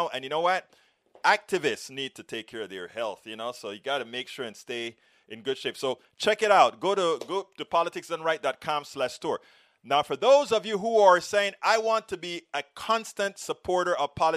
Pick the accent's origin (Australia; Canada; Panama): Panama; moved away; we grew up together back in Panama